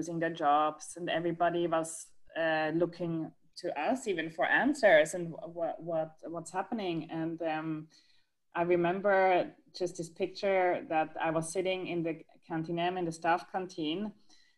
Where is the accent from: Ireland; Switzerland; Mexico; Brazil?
Switzerland; moved away as an adult; also born or lived in London; now in Seattle, United States; I'm originally from Switzerland.